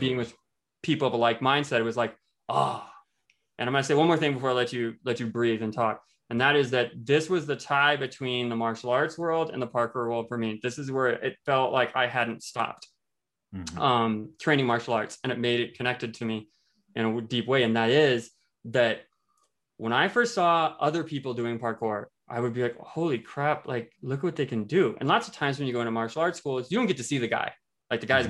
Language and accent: English; Iowa, United States; moved away as an adult; now in Fort Collins, United States; I just moved from the Midwest. I come from Iowa.